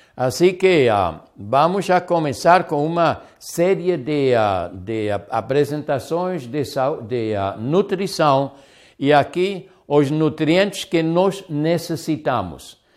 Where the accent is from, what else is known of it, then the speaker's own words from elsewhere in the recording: Hamburg, Germany; moved away; Agora eu sou hambúrguer, eu sou do Hamburgo